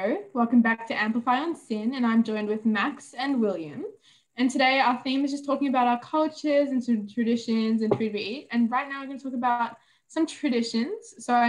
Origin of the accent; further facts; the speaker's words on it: South India, India; So I'm South Indian and there are quite a few traditions